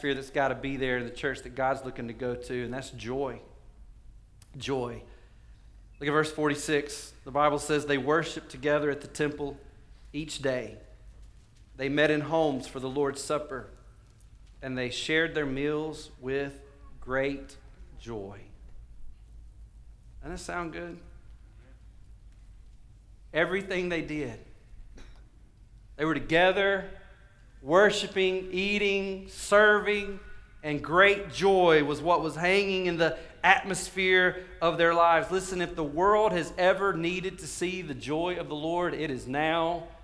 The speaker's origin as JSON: {"language": "English", "region": "the South", "country": "United States", "said": "we're from the South"}